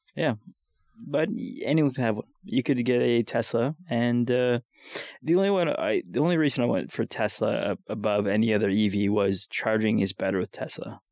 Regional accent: Winnipeg, Manitoba, Canada; I'm from Winnipeg

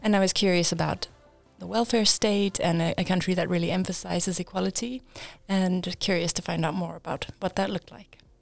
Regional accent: Johannesburg, Gauteng, South Africa; moved away as an adult; now in Linköping, Sweden; I am from South Africa. I grew up in Johannesburg and, uh, studied there

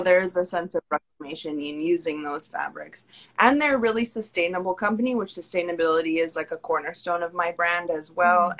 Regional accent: Pacific Northwest, United States; moved away as an adult; now in Brooklyn, New York, United States; I'm originally from the Pacific Northwest

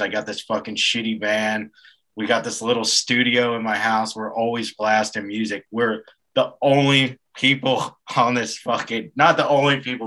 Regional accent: Delaware County, outskirts of Philadelphia, Pennsylvania, United States; moved away as an adult; also born or lived in Austin, Texas; I'm originally from the outskirts of Philly. I grew up in Delco, they call it

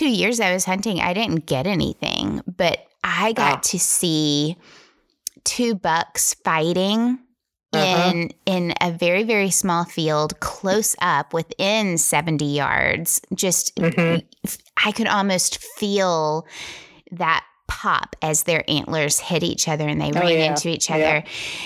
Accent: Tennessee, United States; I'm from Tennessee

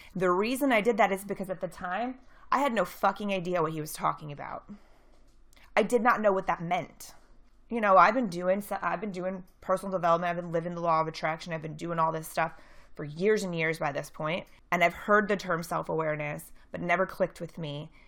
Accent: St. Louis, Missouri, United States; I'm from Saint Louis

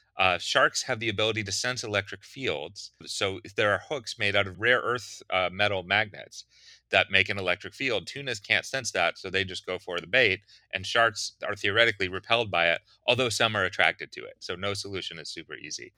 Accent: Pittsburgh, Pennsylvania, United States; I grew up in Pittsburgh, pretty far from the ocean

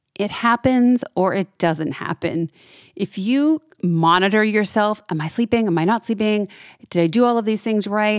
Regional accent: New England, United States; now in Florida, United States; I'm from New England originally, so I know I, I grew up this way

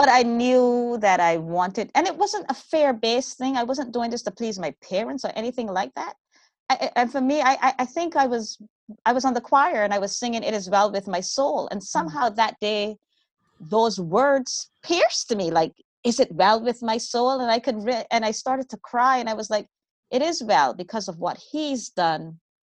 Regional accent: Bahamas; now in California, United States; I'm originally from the Bahamas

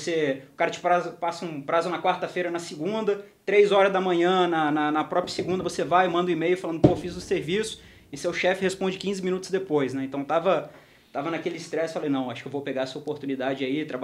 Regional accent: Vitória, Espírito Santo, Brazil; moved away as an adult; also born or lived in Rio de Janeiro / Londrina; Formei na Federal do Espírito Santo, na UFES. A gente é de lá, né?

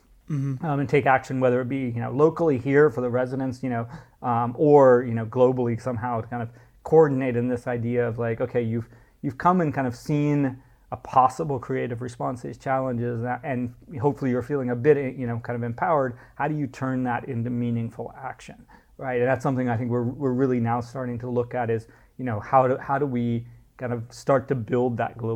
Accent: United States; moved away as an adult; now in Dubai, United Arab Emirates; as an American growing up in the 70s, you know, and 80s

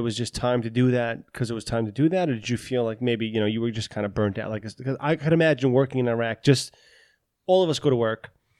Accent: New York City, New York, United States; I grew up in Astoria, by the way

